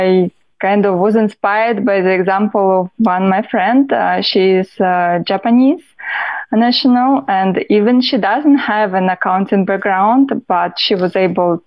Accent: Russia; English is a second language; moved away as an adult; now in New York State, United States; I'm from Russia originally, as I said, and I've got my education in accounting, bachelor in accounting, quite a while ago when I was back in Russia

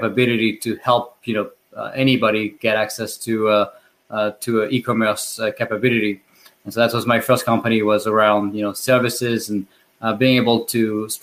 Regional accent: France; accent: French; English is a second language; moved away as an adult; now in United States; you can tell with my French accent that I was not born in the U.S. and I moved here 10 years ago

